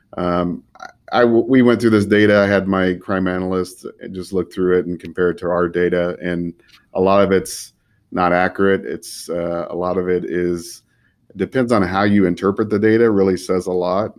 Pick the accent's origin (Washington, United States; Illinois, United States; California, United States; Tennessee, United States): California, United States; Fresno; I'm born and raised in the Central Valley here in Fresno